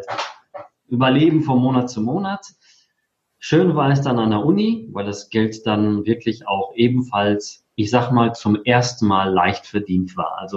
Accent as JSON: {"language": "German", "region": "North Rhine-Westphalia", "country": "Germany", "tie": "born or raised there", "also_born_or_lived": "Poland", "said": "Also, ich komme gebürtig aus Polen, bin mit viereinhalb Jahren nach Deutschland gekommen und zwar ins schöne Sauerland. Da bin ich auch aufgewachsen"}